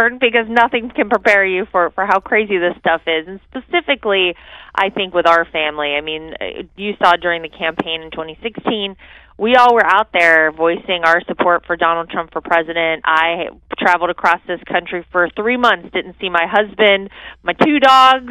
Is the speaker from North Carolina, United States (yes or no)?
yes; North Carolina, United States; my home state of North Carolina